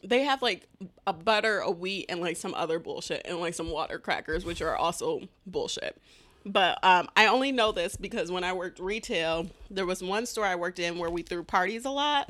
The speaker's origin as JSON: {"language": "English", "town": "Detroit", "region": "Michigan", "country": "United States", "said": "I'm from Detroit, but I say I'm from Southfield"}